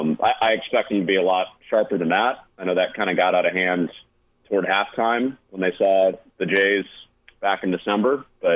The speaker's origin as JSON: {"language": "English", "town": "Chicago", "region": "Illinois", "country": "United States", "said": "as a Chicagoan that's used to the Wrigley Field bathroom setup"}